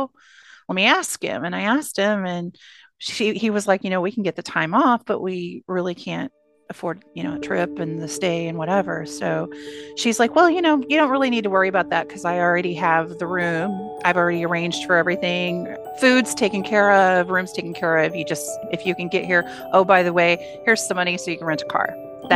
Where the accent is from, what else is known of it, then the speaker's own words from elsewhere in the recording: St. Louis, Missouri, United States; I'm from the St. Louis area.